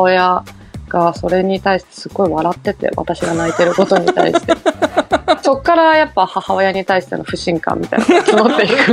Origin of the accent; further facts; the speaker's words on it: Nagano, Japan; moved away as an adult; also born or lived in Kagawa; すぐに長野の方に帰ってきて、うんうん、で長野で18年間育ってるので